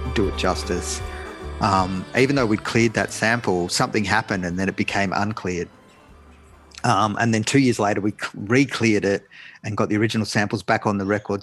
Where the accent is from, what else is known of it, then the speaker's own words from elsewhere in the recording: Australia; I was a kid growing up in Australia